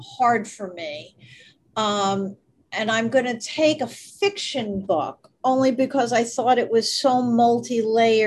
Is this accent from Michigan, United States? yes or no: no; New York City, New York, United States; I grew up in New York.